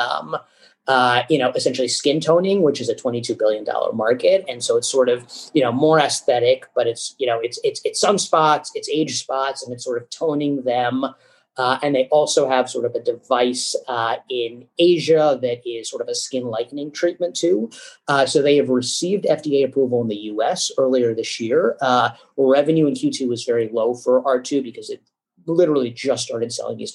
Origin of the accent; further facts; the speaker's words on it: Hartford, Connecticut, United States; I grew up in Hartford, Connecticut